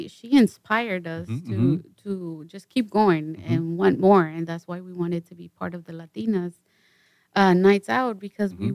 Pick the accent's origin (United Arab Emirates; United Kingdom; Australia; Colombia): Colombia; now in United States; We're from Colombia.